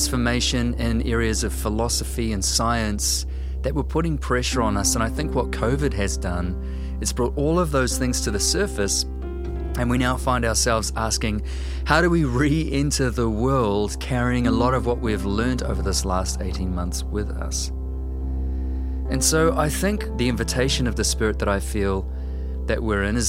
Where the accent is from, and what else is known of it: New Zealand